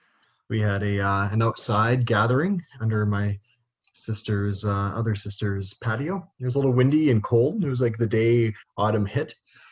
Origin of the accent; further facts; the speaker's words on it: Vancouver, British Columbia, Canada; also from Vancouver, Canada.